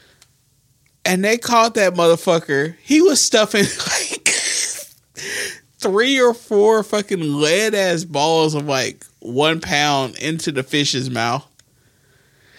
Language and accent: English; New Market, Alabama, United States; We grew up in Newmarket, Alabama